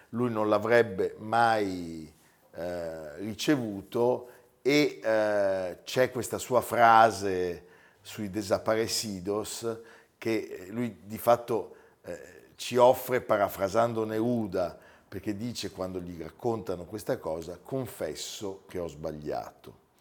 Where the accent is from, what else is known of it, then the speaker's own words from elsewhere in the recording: Legnano, Lombardy, Italy; No, sono di Legnano